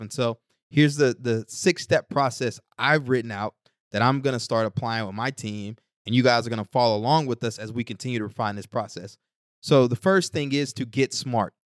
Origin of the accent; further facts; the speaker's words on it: East Texas, United States; now in Newark, United States; growing up in East Texas